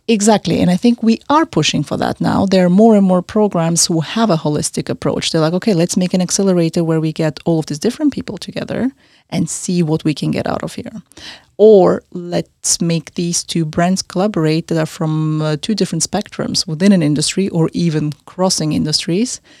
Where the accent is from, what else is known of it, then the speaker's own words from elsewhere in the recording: Austria; also born or lived in Central Asia; now in London, United Kingdom; I was born in Central Asia originally, I grew up in Austria